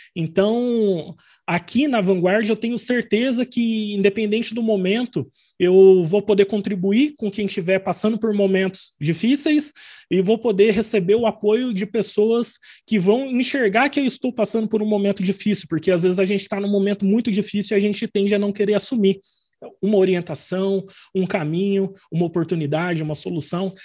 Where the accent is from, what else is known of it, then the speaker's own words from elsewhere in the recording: Arapongas, Paraná, Brazil; also born or lived in São Bernardo do Campo; now in Londrina, Brazil; eu nasci em São Bernardo do Campo, mas vim para o Paraná bem pequenininho, então eu me considero muito mais paranaense